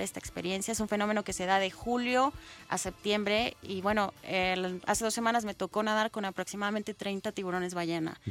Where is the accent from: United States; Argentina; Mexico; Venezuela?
Mexico; como mexicanos